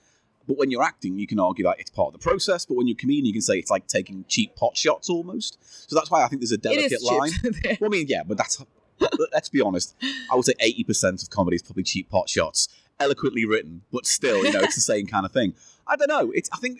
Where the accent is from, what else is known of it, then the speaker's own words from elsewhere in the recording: near Liverpool, North West England, United Kingdom; now in London, United Kingdom; Or about harsh Scouse, because I'm from the Northwest, but I'm not proper Liverpoolian.